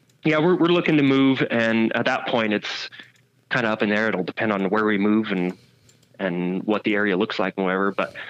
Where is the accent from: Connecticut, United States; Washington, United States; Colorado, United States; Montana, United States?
Montana, United States; born there; also born or lived in Idaho / Wyoming / Utah / Oregon; I've lived in, I was born in Montana. I've lived in Montana, Idaho, Wyoming, Utah, Oregon.